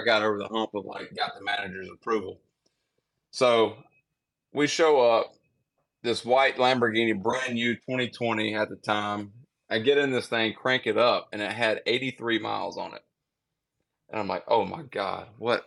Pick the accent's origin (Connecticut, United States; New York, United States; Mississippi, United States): Mississippi, United States; I'm from Mississippi.